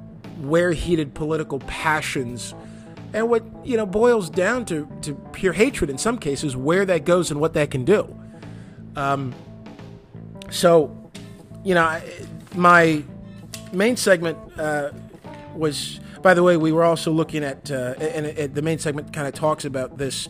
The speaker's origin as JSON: {"language": "English", "region": "Michigan", "country": "United States", "tie": "born or raised there", "said": "my home state of Michigan"}